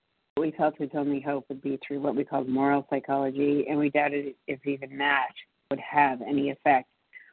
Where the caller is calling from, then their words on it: Massachusetts, United States; calling in from Massachusetts.